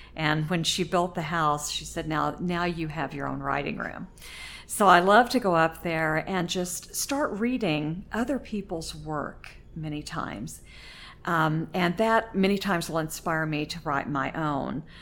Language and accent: English; Oklahoma, United States; moved away as an adult; now in Indiana, United States; I grew up in Oklahoma, lived there until I married my husband